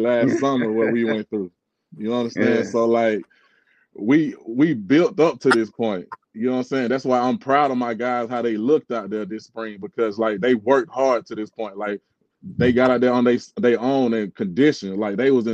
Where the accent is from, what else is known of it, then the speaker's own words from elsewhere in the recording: Griffin, Georgia, United States; I was born and raised in Griffin, Georgia